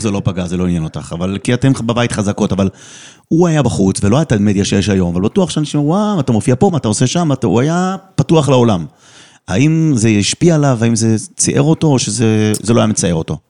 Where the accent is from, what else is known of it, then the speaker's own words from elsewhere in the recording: Netherlands; נולדתי גם שם בהולנד